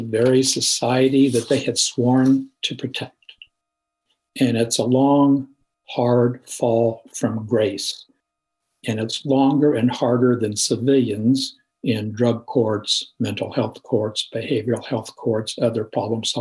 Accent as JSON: {"language": "English", "town": "Salina", "region": "Kansas", "country": "United States", "tie": "born or raised there", "said": "my hometown of Salina"}